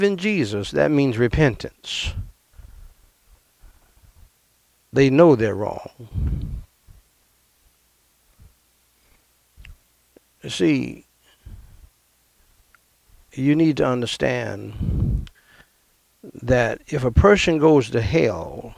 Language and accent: English; United States; also born or lived in Brooklyn, New York; we moved back to my dad's hometown.